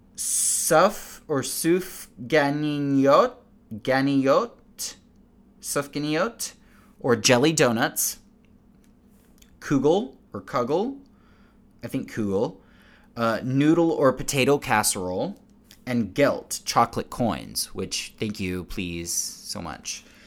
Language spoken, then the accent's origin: English; United States; as an American